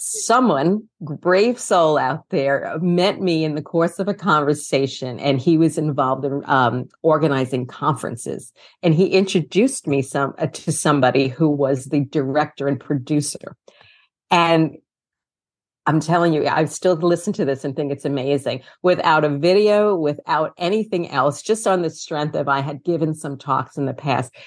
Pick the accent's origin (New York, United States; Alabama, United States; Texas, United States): New York, United States; New York City; also born or lived in Brooklyn; I am from New York City, born in Brooklyn, raised in Queens, lifetime New Yorker